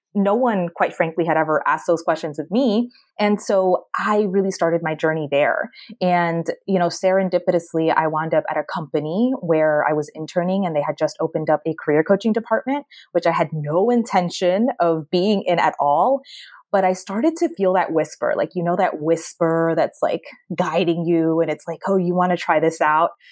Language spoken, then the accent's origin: English; Maryland, United States; moved away as an adult; also born or lived in Washington, D.C.; now in Miami, United States; I was born and raised in Maryland and went to the University of Maryland.